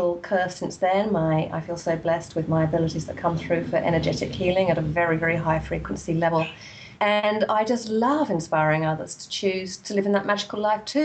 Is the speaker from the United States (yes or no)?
no; England, United Kingdom; I grew up in England in quite a dysfunctional family